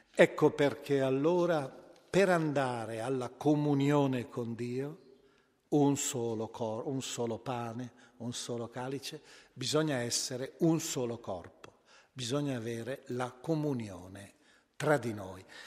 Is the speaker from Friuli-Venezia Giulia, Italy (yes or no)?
no; Milan, Lombardy, Italy; io penso alla mia città d'origine, Milano